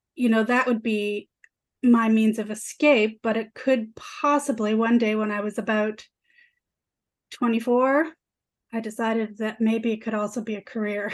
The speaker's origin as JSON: {"language": "English", "town": "Toronto", "region": "Ontario", "country": "Canada", "tie": "born or raised there", "also_born_or_lived": "Vancouver", "said": "I grew up in Parkdale, downtown Toronto"}